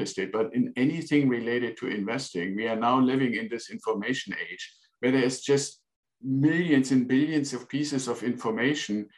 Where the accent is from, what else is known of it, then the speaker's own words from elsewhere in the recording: Northern Germany, Germany; English is a second language; moved away as an adult; now in United States; I'm originally from Germany, was born in northern Germany and joined the Air Force after school